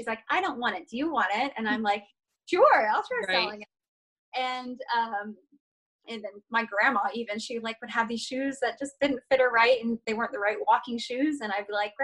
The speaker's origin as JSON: {"language": "English", "region": "Georgia", "country": "United States", "moved": "yes", "said": "I'm originally from Georgia. So I am a sweet Southern peach."}